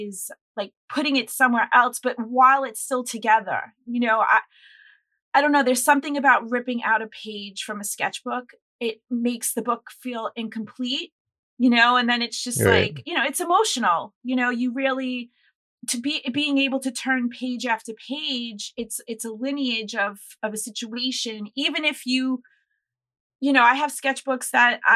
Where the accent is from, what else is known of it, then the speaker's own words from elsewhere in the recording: New York, United States; I'm a New Yorker, I'm born and raised here.